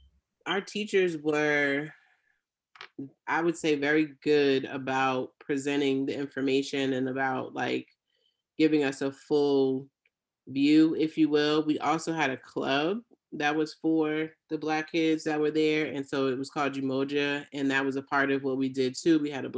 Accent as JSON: {"language": "English", "country": "Jamaica", "said": "That's right. I'm Jamaican."}